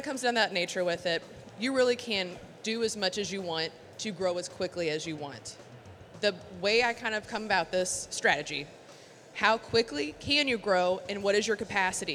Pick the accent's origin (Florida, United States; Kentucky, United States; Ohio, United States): Kentucky, United States; Louisville; I am from Louisville, Kentucky, born and raised